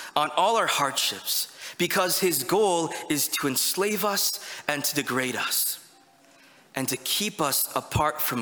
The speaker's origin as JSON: {"language": "English", "country": "United States", "said": "us as Americans"}